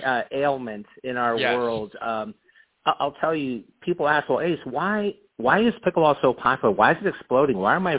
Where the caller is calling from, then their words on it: Phoenix, Arizona, United States; I'm calling from our corporate office in the beautiful Ahwatukee foothills in Arizona.